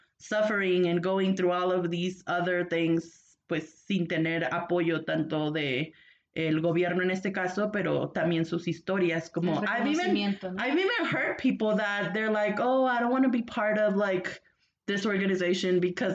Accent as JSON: {"language": "English", "town": "Dalton", "region": "Georgia", "country": "United States", "tie": "born or raised there", "also_born_or_lived": "San Luis Potosí, Mexico / Texas", "moved": "as an adult", "lives_now": "Mexico City, Mexico", "said": "I was born in San Luis Potosí, but I grew up in Dalton, Georgia"}